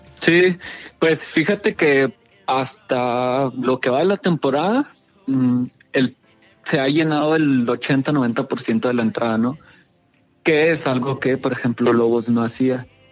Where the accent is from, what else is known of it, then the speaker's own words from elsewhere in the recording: Ciudad Juárez, Chihuahua, Mexico; somos de Ciudad Juárez